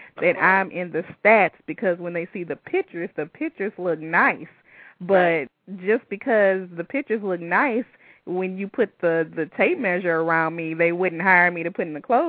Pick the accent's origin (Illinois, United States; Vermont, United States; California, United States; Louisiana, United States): Louisiana, United States; Baton Rouge; moved away; I'm from Baton Rouge, Louisiana. That's not exactly the fashion capital of the world. And I was so far away from everything.